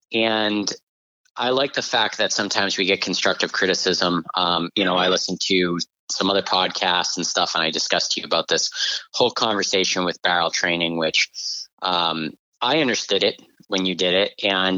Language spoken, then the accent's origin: English; New England, United States; I'm from New England, I hunt grouse and woodcock.